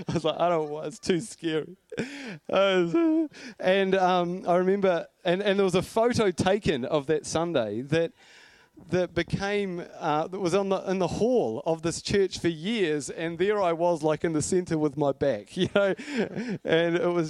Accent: Blenheim, Marlborough, New Zealand; I grew up in Blenheim, and my parents were pretty cool people

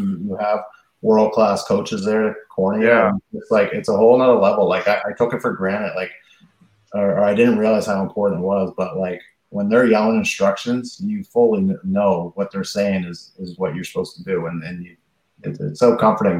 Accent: the Maritimes, Canada; my hometown

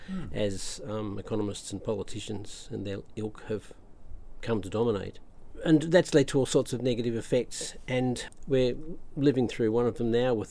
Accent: Australia; we grew up here in Australia

